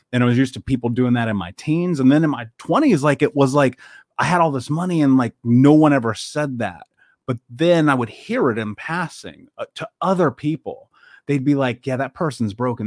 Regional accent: Indianapolis, Indiana, United States; I grew up in Indianapolis. I grew up in America

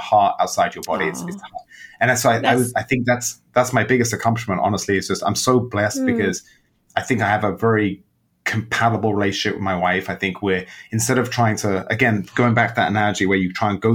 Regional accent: London, United Kingdom; moved away as an adult; also born or lived in Amsterdam / New York; now in Chicago, United States; When I was young and growing up in England

